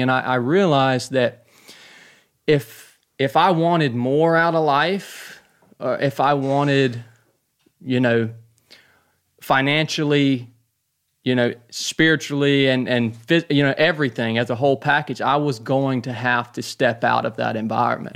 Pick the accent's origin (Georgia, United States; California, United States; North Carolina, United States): Georgia, United States; North; born and raised in North Georgia